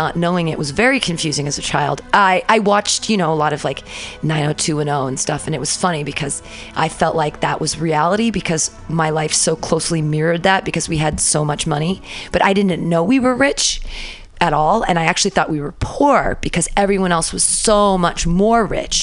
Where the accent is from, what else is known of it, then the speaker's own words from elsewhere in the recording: Danville, California, United States; also born or lived in San Diego; now in San Francisco, United States; I grew up in Danville